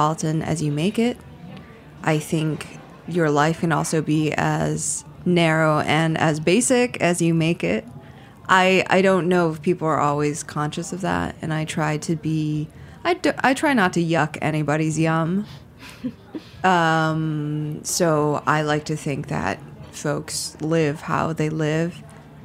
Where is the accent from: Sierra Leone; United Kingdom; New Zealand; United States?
United States; outside of Detroit, Michigan; moved away as an adult; also born or lived in Ann Arbor, Michigan; now in New York, United States; I was born outside of Detroit and I spent my youth years there, and I went to college in Ann Arbor